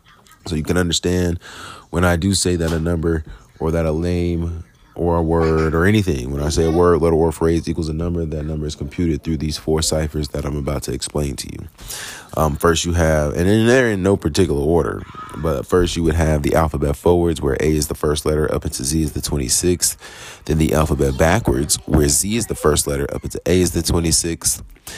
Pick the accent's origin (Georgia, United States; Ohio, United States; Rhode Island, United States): Georgia, United States; Jonesboro; also born or lived in Bronx / Queens; I'm from Jonesboro, Georgia, and Queens, bro. I was born in the boroughs of New York, you know what I mean? I was born in the Bronx, lived in Queens, and here we are now in Jonesboro